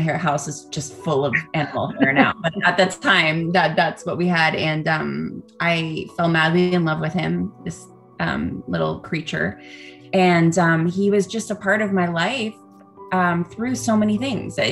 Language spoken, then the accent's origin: English; Canada; now in Los Angeles, United States; I am a Canadian born actress